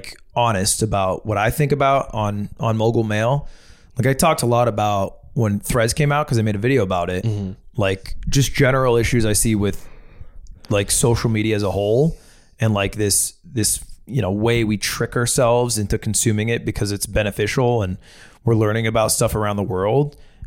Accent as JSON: {"language": "English", "region": "New Hampshire", "country": "United States", "moved": "yes", "said": "I'm from New Hampshire."}